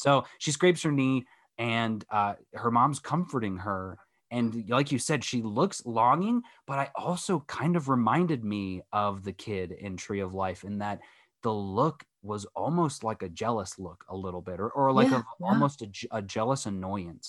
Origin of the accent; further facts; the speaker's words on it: United States; as an American